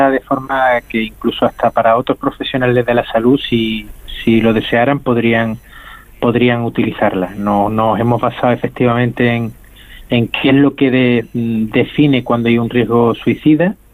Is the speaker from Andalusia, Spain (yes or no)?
yes; Andalusia, Spain; que, en, como andaluz a decirlo, ¿no? El folclore, ¿no? El, marketing que pueda tener alguna otra enfermedad, ¿no?